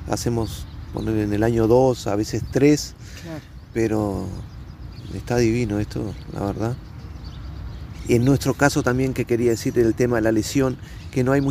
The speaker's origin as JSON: {"language": "Spanish", "country": "Uruguay", "said": "En mi caso, que soy de Uruguay, eh, es muy escaso ya."}